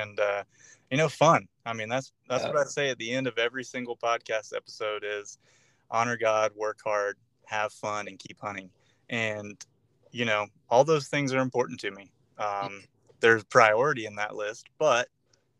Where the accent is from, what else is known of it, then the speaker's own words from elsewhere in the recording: North Florida, United States; I grew up here in North Florida